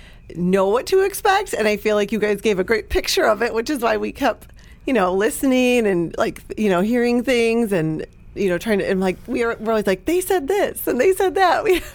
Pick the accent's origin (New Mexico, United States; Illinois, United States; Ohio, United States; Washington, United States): Illinois, United States; Chicago area; accent: Chicago 'moms' A's; moved away as an adult; now in Dallas, United States